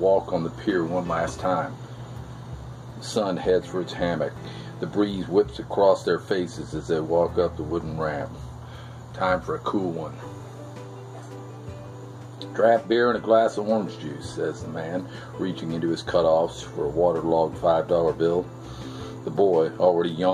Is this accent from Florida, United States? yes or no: yes; Melbourne, Florida, United States; I've been teaching and coaching down here in my hometown of Melbourne, Florida, for the past 35 years